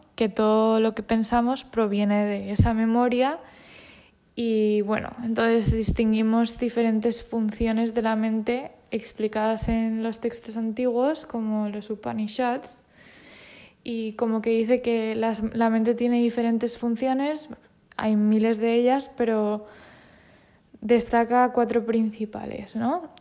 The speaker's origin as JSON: {"language": "Spanish", "country": "Spain", "said": "Yo soy española y todo lo español me parece fenomenal, porque me identifico con ello porque soy española."}